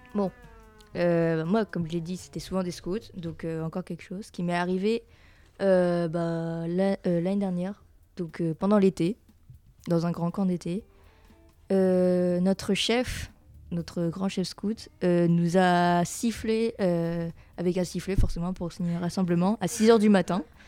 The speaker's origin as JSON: {"language": "French", "country": "France", "said": "on est français"}